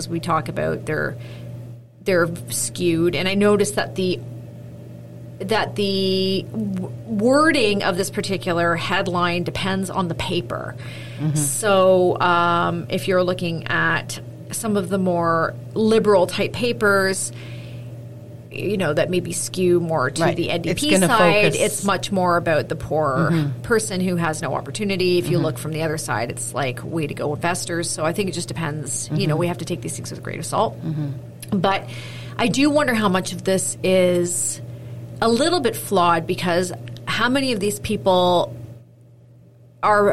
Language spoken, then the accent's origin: English; Canada